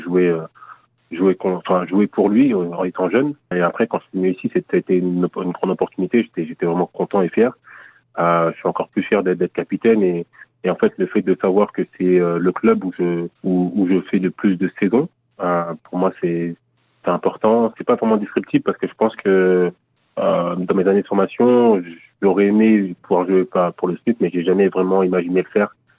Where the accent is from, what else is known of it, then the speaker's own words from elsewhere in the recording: Paris region, Île-de-France, France; also born or lived in Congo (parents' country); now in Nancy, France; je suis parti de Nancy à l'âge de 9 ans avec mes parents en région parisienne.